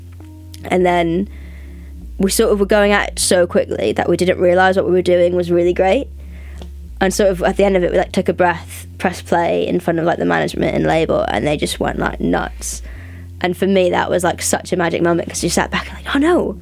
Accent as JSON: {"language": "English", "country": "United States", "said": "being American"}